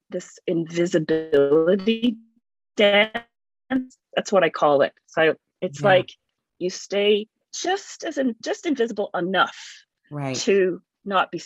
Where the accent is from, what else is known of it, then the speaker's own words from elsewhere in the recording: Canada; also born or lived in England; I grew up in Canada